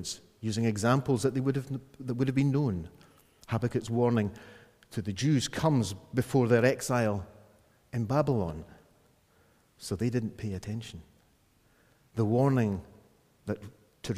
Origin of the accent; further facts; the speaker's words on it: Scotland, United Kingdom; me being a Scot